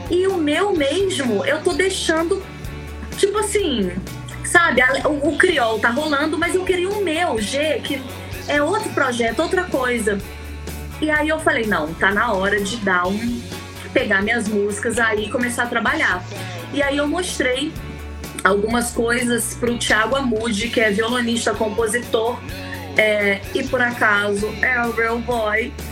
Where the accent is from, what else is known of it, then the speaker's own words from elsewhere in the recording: São Gonçalo, Rio de Janeiro, Brazil; also born or lived in Niterói / Itaboraí; eu nasci em São Gonçalo, fui morar em Niterói, fui para Itaboraí e tô aqui há sete, mais nove anos.